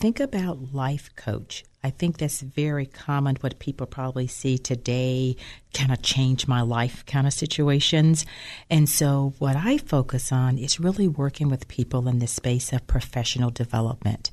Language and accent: English; Birmingham, Alabama, United States; moved away; also born or lived in Tennessee; my home is Birmingham, Alabama. I was born and raised there